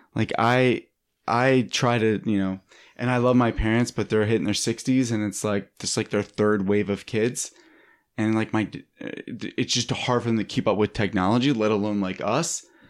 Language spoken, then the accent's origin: English; Philadelphia, Pennsylvania, United States; now in Los Angeles, United States; I'm from Philadelphia